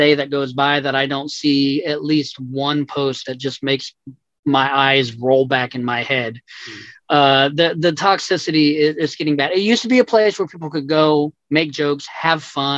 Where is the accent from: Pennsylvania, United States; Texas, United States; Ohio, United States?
Texas, United States; now in Tennessee, United States; I'm from Texas. My brother is still down there